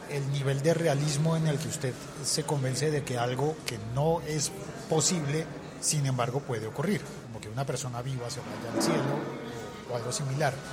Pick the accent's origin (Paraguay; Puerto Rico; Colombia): Colombia; como colombiano